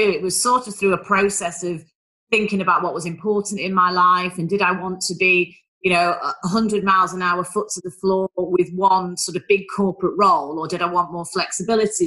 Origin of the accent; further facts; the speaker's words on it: Manchester, North West England, United Kingdom; accent: northern; moved away as an adult; now in London, United Kingdom; You can probably tell from my dulcet tones, I am a northerner, I'm a Mancunian